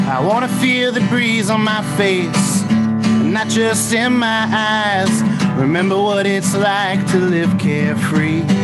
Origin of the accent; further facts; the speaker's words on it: Sharon, Pennsylvania, United States; shot in and takes place in my hometown